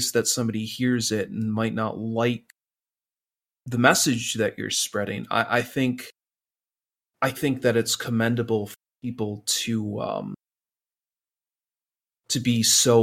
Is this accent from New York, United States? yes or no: no; Michigan, United States; I'm from Michigan